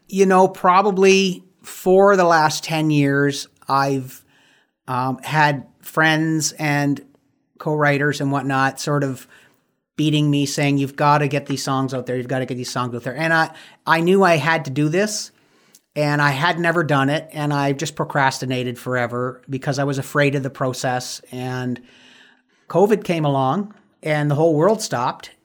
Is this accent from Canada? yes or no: yes; Windsor, Ontario, Canada; my hometown of Windsor, Ontario